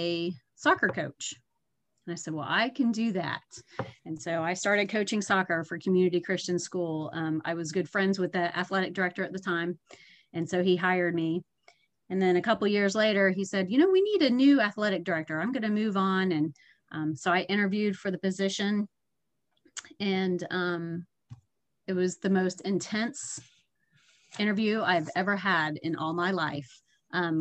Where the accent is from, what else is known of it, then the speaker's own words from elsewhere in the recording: Panama City, Florida, United States; now in Tallahassee, United States; I grew up in Panama City, so always in or near the water